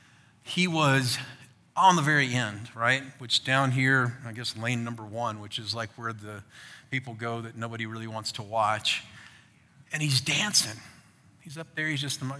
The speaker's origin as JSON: {"language": "English", "country": "United States"}